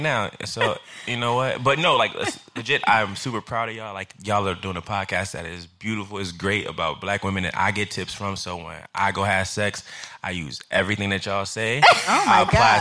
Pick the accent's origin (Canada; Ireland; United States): United States; Chicago, Illinois; now in New York, United States; I'm from Chicago, uh, Illinois, South Side